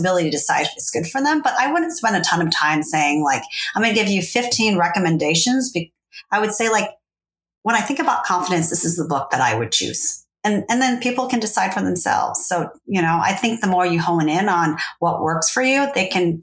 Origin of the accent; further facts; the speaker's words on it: Fresno, California, United States; also born or lived in Saigon, Vietnam / Los Angeles; at that time I lived in LA, but I come from Fresno